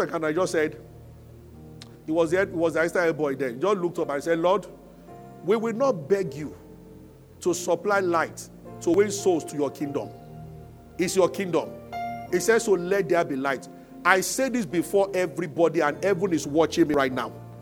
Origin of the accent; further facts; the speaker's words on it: Abeokuta, Ogun State, Nigeria; moved away as an adult; also born or lived in Lagos; I grew up in Abeokuta